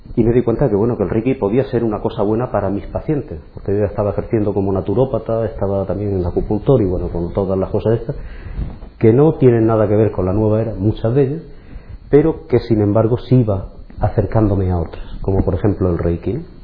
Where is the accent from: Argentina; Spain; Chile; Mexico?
Spain; Cartagena, Region of Murcia; nací en Cartagena, eh, estuve viviendo durante mis primeros 17 años en un poblado